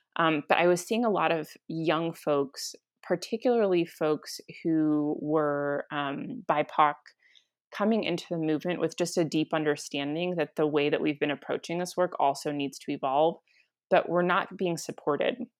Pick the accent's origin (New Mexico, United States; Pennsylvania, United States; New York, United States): New Mexico, United States; Santa Fe; also born or lived in Guatemala; I was born and raised in Santa Fe, New Mexico